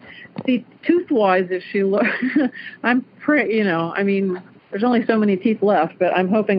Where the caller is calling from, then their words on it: Clarksville, Ohio, United States; I am calling from Clarksville, Ohio